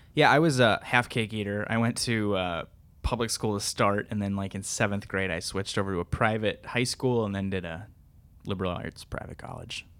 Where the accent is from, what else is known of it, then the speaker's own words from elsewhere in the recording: Minnesota, United States; I grew up in Minnesota public schools and graduated from them.